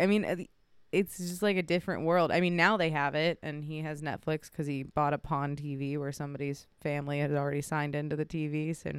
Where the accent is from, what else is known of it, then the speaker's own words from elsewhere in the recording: Weston, West Virginia, United States; Yep, I'm from Weston.